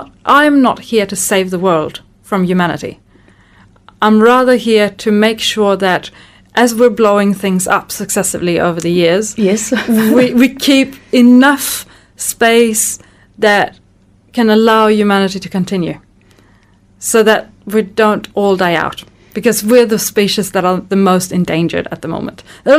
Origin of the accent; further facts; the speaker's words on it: Sweden; moved away as an adult; also born or lived in France; now in New Zealand; I grew up in Sweden with some really environmentally minded parents and, you know, and that kind of greeny family.